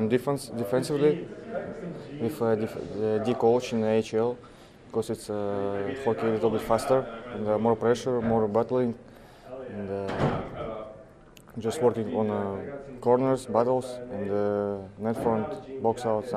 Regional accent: Russia; English is a second language; moved away as an adult; also born or lived in New Jersey; now in California, United States

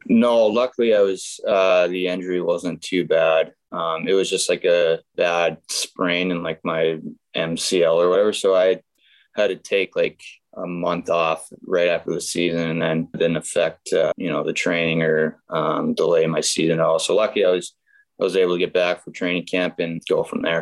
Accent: Grand Forks, North Dakota, United States; born or raised there

